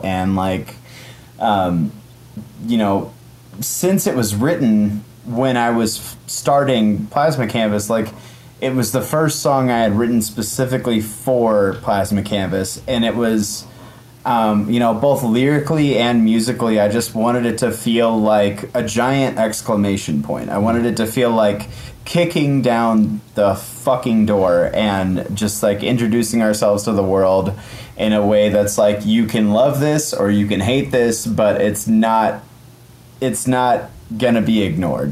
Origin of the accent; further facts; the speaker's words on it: Midwest, United States; I'm from the Midwest